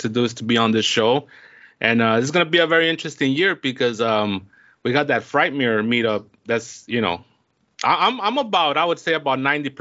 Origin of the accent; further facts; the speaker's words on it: Los Angeles, California, United States; my hometown